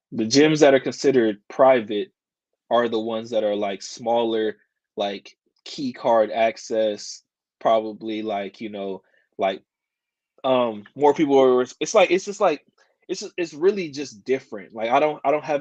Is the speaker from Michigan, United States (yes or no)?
no; Kansas City, Missouri, United States; I'm from Kansas City